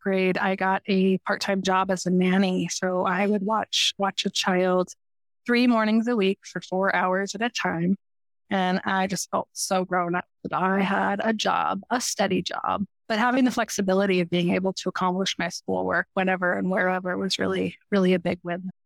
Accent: Denver, Colorado, United States; I grew up in Denver, Colorado

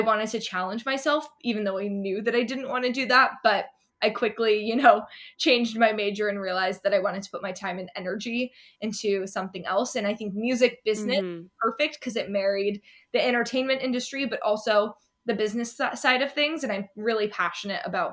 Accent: Sacramento, California, United States; also born or lived in Monterey, California; now in Los Angeles, United States; I spent up until middle school, till eighth grade in Sacramento, and then came to LA and went to high school in LA and stayed here until now

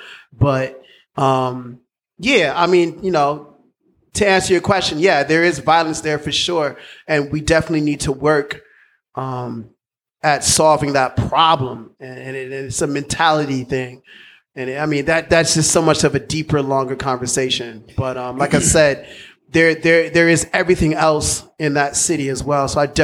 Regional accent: Chicago, Illinois, United States; I can't say it was like good or bad. It's just all I knew. It was my life. But Chicago is an amazing city.

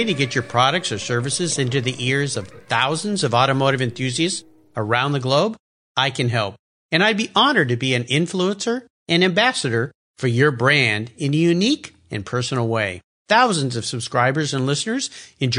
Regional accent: Southern California, United States; I grew up surfing in Southern California.

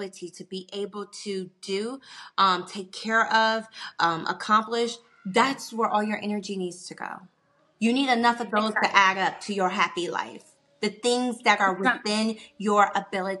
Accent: Washington, District of Columbia, United States; I am a northerner. I am from Washington, D.C., the hustle bustle city

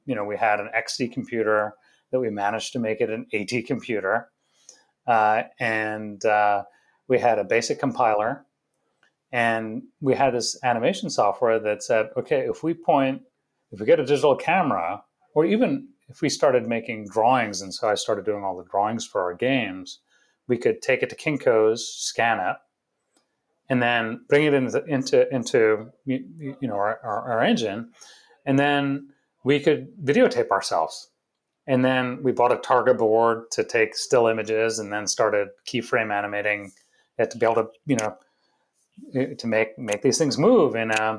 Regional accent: England, United Kingdom; also born or lived in India / Florida / Rochester, New York; now in United States; So we were born in India. We grew up in England for the early part of our childhood. lived in Florida for a little bit.

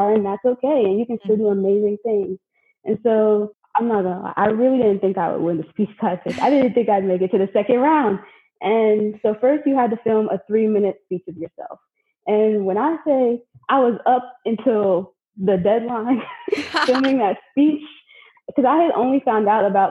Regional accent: Palmdale, California, United States; I'm from Palmdale, California.

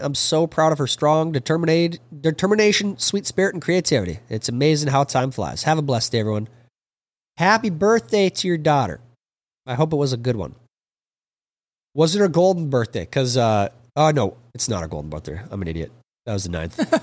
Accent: Minnesota, United States; growing up in Minnesota.

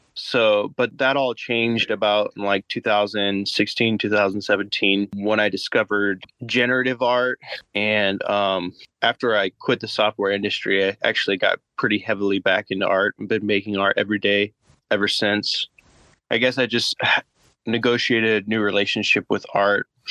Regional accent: Boise, Idaho, United States; I'm from Boise, Idaho.

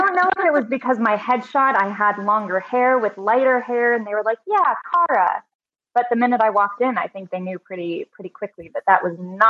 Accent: New York, United States; I was born and raised in New York. The living room that I am speaking from is actually the living room that I was born and raised in. My mom grew up in this building. So three generations of my family have lived here.

